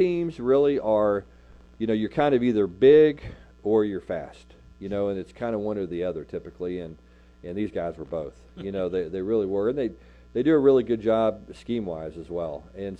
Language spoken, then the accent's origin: English; Texas, United States; also born or lived in California / Louisiana; I'm from Texas